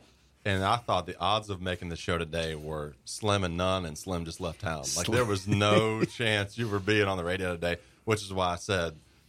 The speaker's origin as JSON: {"language": "English", "region": "Northeast Florida", "country": "United States", "tie": "born or raised there", "said": "I grew up here in Northeast Florida, and we always had everything was pork. But although I did grow up on a cattle farm"}